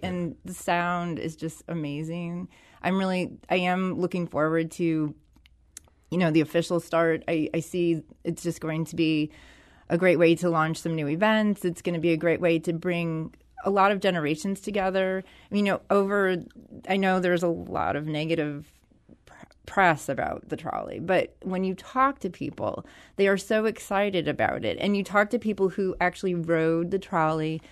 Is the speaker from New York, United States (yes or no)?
no; St. Louis, Missouri, United States; I was born and raised in Skinker de Bolivar.